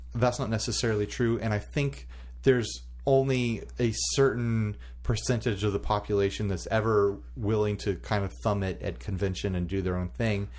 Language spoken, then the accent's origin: English; United States; an American male